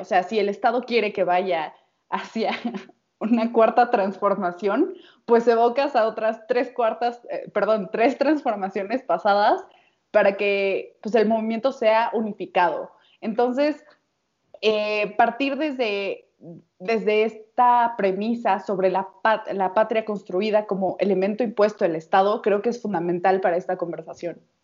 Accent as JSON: {"language": "Spanish", "country": "Mexico"}